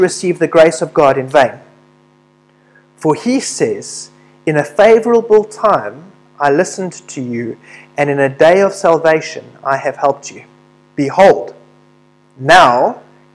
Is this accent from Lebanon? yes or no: no; South Africa; through being a South African